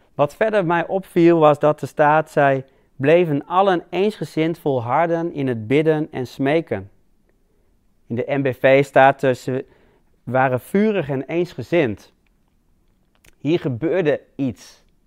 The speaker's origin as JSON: {"language": "Dutch", "country": "Netherlands", "said": "wij als Hollanders"}